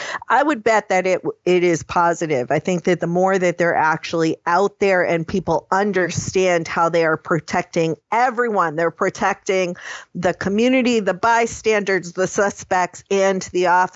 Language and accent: English; New England, United States; I am from New England